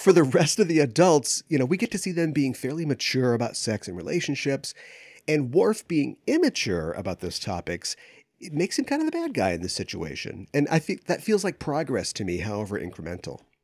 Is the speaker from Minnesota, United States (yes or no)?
yes; Minneapolis, Minnesota, United States; I grew up in the Twin Cities area, and we don't get too many tornadoes up here